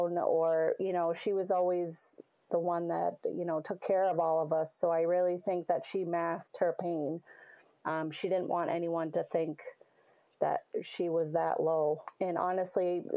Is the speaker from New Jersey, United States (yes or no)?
no; Salem, New Hampshire, United States; I'm from Salem, New Hampshire, Little New Hampshire